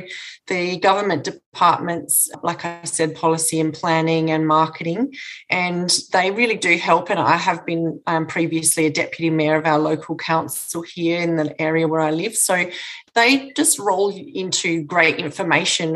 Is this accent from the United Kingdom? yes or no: no; Mannum, South Australia, Australia; I'm from Mannum